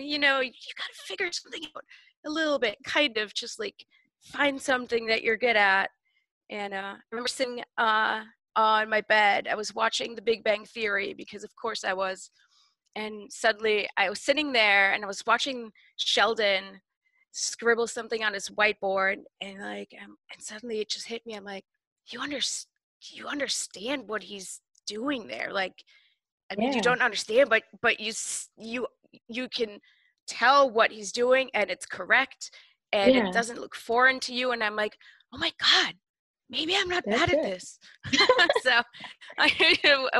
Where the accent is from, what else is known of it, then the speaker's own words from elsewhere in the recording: Germany; moved away as an adult; also born or lived in Chicago; now in Seattle, United States; I was born in Chicago, but I was mostly raised in Germany. So I am actually German.